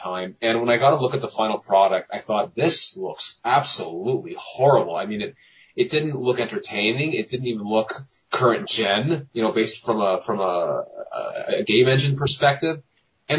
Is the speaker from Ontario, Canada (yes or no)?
yes; Mississauga, Ontario, Canada; I'm from a little city outside Toronto called Mississauga, Ontario